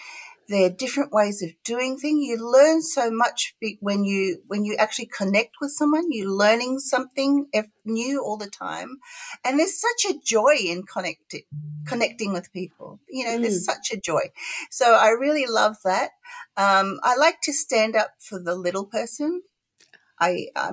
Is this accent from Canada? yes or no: no; Gold Coast, Queensland, Australia; accent: not really Ocker; I grew up on the Gold Coast, and all throughout my childhood, all the way to university